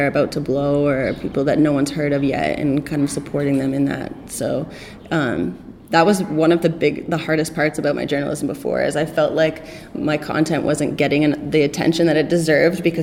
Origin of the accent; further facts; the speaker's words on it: Toronto, Ontario, Canada; I'm from Toronto, I speak the same language as you